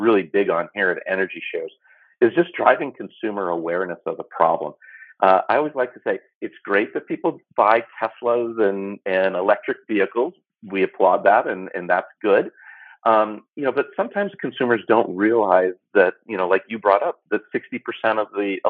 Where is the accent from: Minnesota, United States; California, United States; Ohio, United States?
California, United States; I'm from California